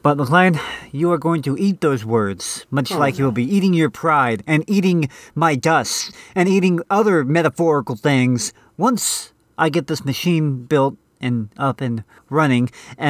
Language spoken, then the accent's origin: English; Canada; I'm a Canadian racist.